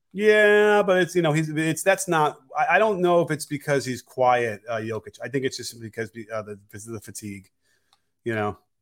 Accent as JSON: {"language": "English", "town": "Chicago", "region": "Illinois", "country": "United States", "tie": "born or raised there", "said": "I grew up in Chicago"}